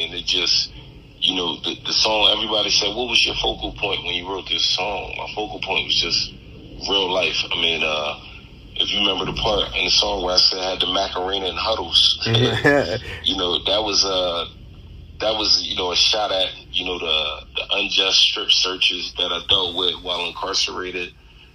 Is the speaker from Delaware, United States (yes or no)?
yes; Wilmington, Delaware, United States; I'm from Wilmington, Delaware